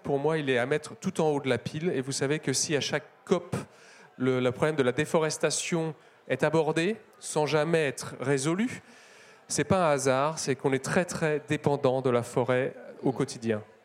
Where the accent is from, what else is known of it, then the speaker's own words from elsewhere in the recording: Paris, Île-de-France, France; je suis parisien